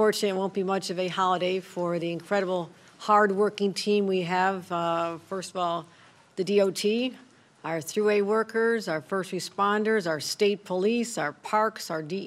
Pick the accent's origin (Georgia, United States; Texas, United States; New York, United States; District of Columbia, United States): New York, United States; Hamburg; now in Buffalo, United States; I am from Hamburg, and I live in the city of Buffalo